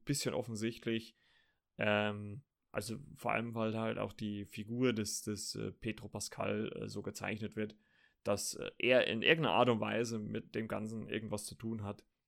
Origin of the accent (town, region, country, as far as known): Germany